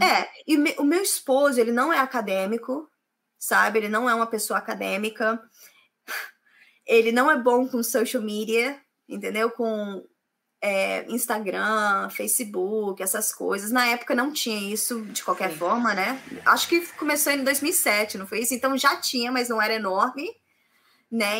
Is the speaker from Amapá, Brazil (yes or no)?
no; Volta Redonda, Rio de Janeiro, Brazil; moved away as an adult; now in England; Eu sou do Rio de Janeiro, do interior do Rio de Janeiro, cidade chamada Volta Redonda né? Eu vim para cá em 2006